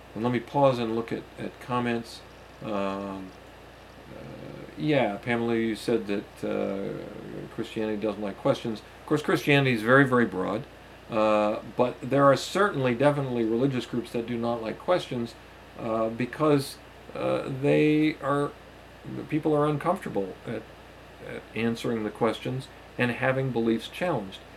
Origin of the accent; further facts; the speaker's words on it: United States; the society in which I was raised here in the United States